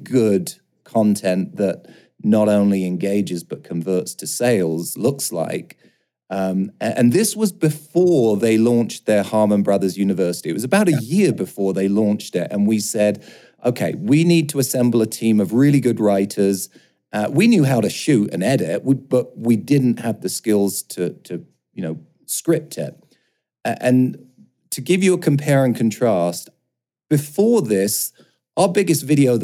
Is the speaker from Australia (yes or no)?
no; London, United Kingdom; moved away; I grew up in London. As you might be able to hear, I sound a little bit different